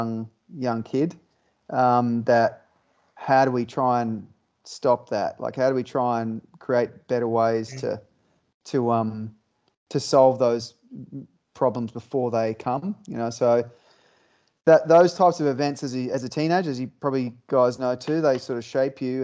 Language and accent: English; Queensland, Australia; I grew up in Queensland on the coast